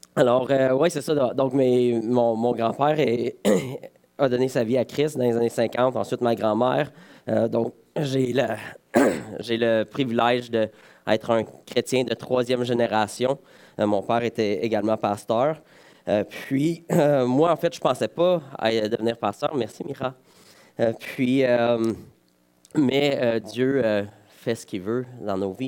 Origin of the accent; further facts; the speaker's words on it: Val-d'Or, Quebec, Canada; je suis originaire de Val d'Or